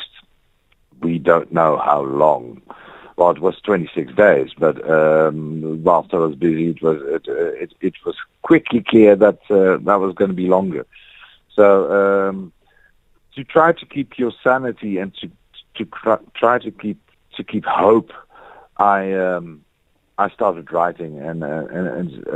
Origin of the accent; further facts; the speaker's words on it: Netherlands; now in South Africa; I'm from the Netherlands, where we have snow